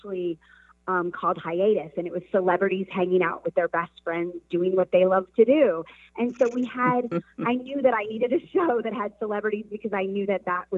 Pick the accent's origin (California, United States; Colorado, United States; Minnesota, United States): Colorado, United States; moved away as an adult; also born or lived in Los Angeles; I grew up in Colorado and actually moved to Los Angeles when I was just 20 years old